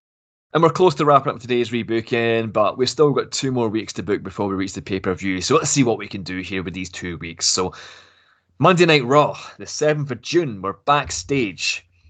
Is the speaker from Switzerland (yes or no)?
no; Glasgow, Scotland, United Kingdom; Yeah, I'm actually from Glasgow as well, but I don't have the accent.